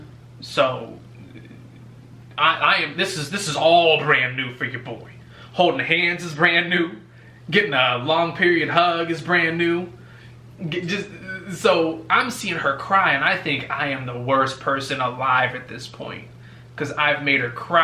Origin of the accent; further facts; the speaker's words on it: California, United States; now in Georgia, United States; I'm from California